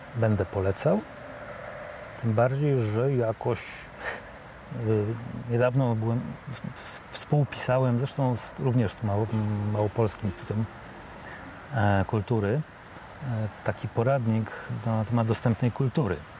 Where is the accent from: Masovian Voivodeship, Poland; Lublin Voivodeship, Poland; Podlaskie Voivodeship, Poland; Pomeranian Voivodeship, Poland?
Masovian Voivodeship, Poland; Warsaw; ja jestem z Warszawy